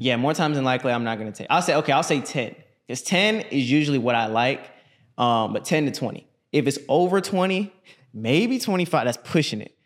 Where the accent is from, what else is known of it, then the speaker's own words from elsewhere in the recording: Orlando, Florida, United States; I'm from Orlando, Florida